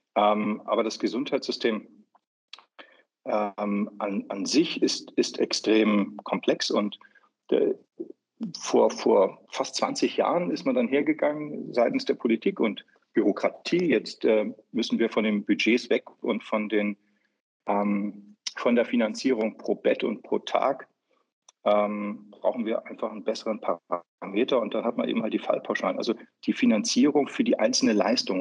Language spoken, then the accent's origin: German; Hamburg, Germany; also born or lived in Upper Austria / Vienna; now in Austria; ich als gebürtiger Hamburger jetzt in Wien sitze